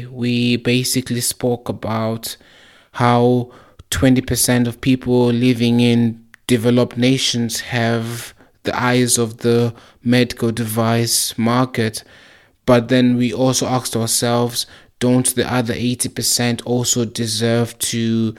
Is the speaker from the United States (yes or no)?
no; Zimbabwe; also born or lived in South Africa; when I was growing up in Zimbabwe and South Africa, I saw how people used to have to go to the clinic just to get their blood pressure checked